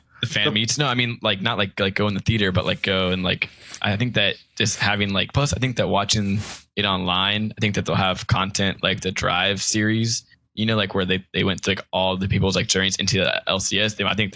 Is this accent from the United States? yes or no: yes; Florida, United States; also born or lived in Tampa, Florida; I'm from Florida